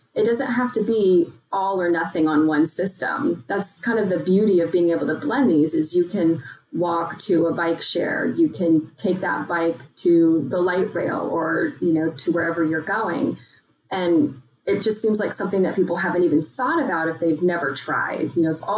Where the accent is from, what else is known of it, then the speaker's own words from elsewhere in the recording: Texas, United States; growing up in Texas